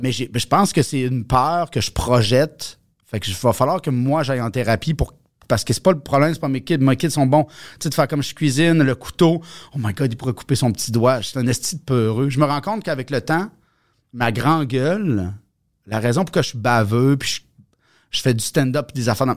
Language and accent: French; Bas-Saint-Laurent, Quebec, Canada; moved away; je viens, de, du Bas-Saint-Laurent